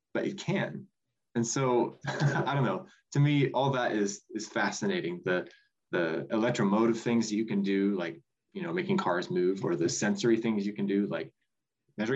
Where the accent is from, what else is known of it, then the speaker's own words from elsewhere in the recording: Cortland, Nebraska, United States; I'm originally from Cortland, Nebraska, which is just a tiny little town kind of in southeast Nebraska.